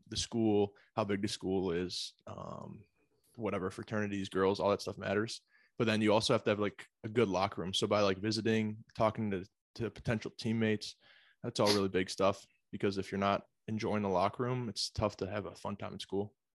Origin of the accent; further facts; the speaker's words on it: Pittsford, New York, United States; also born or lived in Buffalo, New York; originally from, uh, Pittsford, Sutherland High School out of Rochester, New York